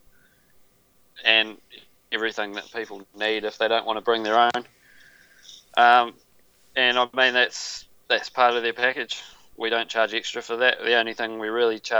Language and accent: English; New Zealand; a Kiwi, that's correct. I've lived here all my life